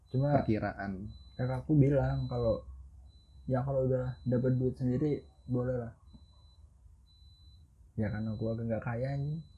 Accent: Java, Indonesia; karena gue orang Jawa cok

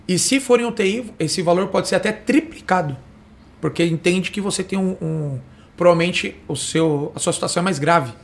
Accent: Osasco, São Paulo, Brazil; nascido em Osasco, criado em Osasco

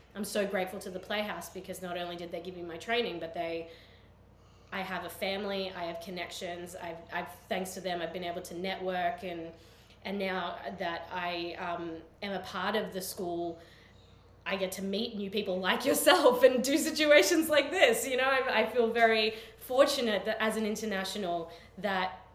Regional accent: Australia; accent: Australian; moved away as an adult; now in United States; I come from Australia

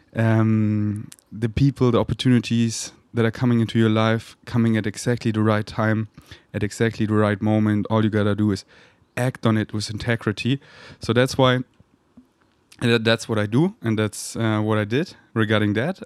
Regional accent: Munich, Bavaria, Germany; moved away; also born or lived in Berlin; that's where I'm from, that's where my family lives, so I can chill with my mom and just be in my hometown

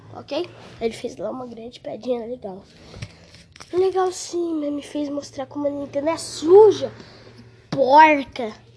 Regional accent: Brazil; Eu, eu juro que eu sou brasileiro. Juro que eu sou BR de coração

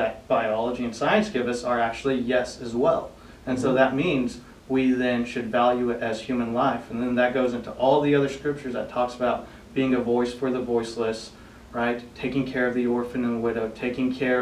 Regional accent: Norman, Oklahoma, United States; also born or lived in South Korea; I was brought to the States where I grew up in Norman, Oklahoma

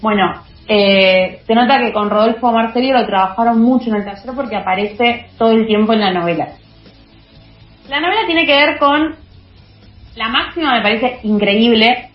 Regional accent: Argentina; pensarnos como argentinos

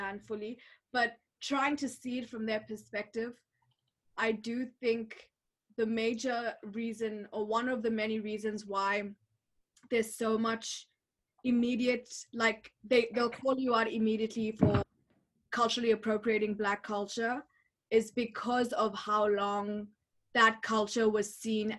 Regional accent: Botswana; moved away; growing up in Botswana

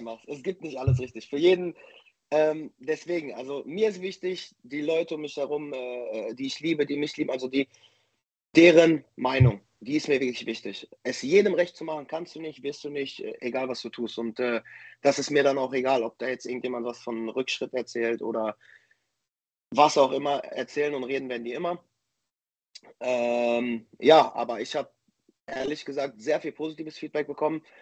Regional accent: Dortmund, North Rhine-Westphalia, Germany; in meine Heimatstadt nach Dortmund

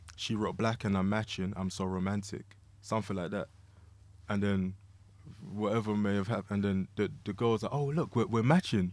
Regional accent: London, United Kingdom; moved away; also born or lived in Kansas City; growing up in Lewisham.

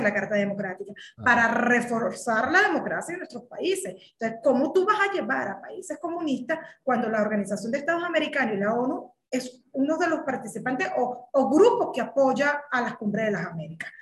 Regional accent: Venezuela; moved away as an adult; now in Mexico; como migrante venezolana, no soy cubana

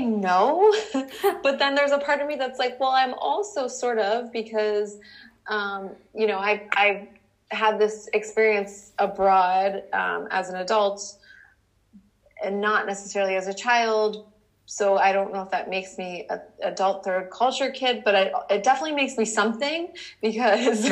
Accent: New York, United States; moved away as an adult; now in Amsterdam, Netherlands; I was born in New York.

